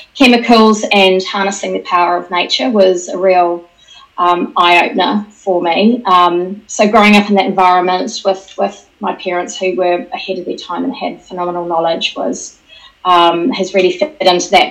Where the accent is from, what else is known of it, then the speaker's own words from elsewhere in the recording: New Zealand; moved away as an adult; now in United Kingdom; I'm actually a Kiwi who's been working in the UK for about 26 years